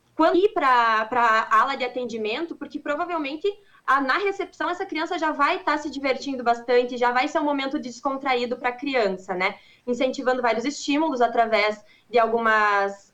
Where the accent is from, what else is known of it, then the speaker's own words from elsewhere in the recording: Passo Fundo, Rio Grande do Sul, Brazil; eu sou aqui de Passo Fundo, uh, é bem pertinho de, de Marau